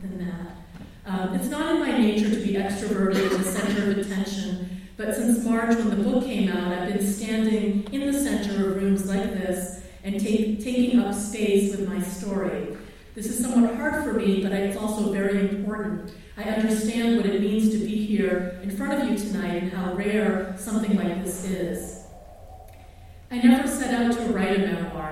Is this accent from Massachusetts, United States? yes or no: yes; Massachusetts, United States; first language Tagalog; English is a second language; also born or lived in Philippines; I grew up in Massachusetts